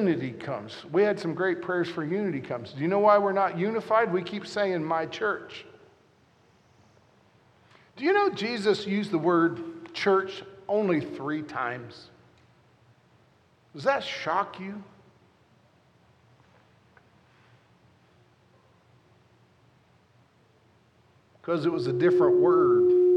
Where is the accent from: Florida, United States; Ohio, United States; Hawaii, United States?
Ohio, United States; Southern; I'm from Southern Ohio where we don't pronounce the O.